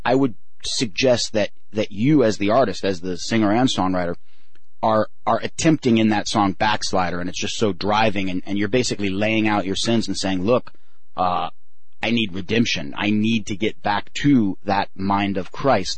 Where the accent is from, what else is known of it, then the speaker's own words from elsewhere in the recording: West Coast, United States; growing up on the West Coast